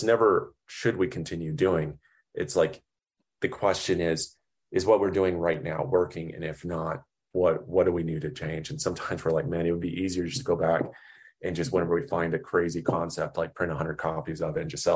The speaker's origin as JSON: {"language": "English", "region": "Oklahoma", "country": "United States", "tie": "born or raised there", "said": "growing up in Oklahoma"}